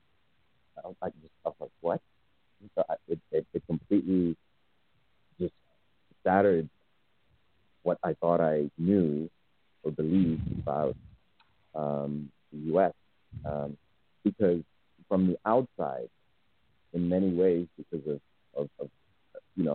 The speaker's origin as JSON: {"language": "English", "country": "Zimbabwe", "tie": "born or raised there", "also_born_or_lived": "United States", "moved": "yes", "said": "I was born in Zimbabwe."}